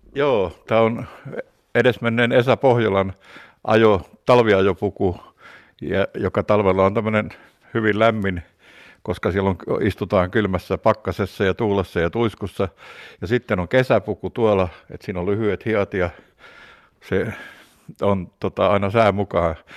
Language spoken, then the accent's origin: Finnish; Kuhmoinen, Central Finland, Finland; meillä Kuhmoisessa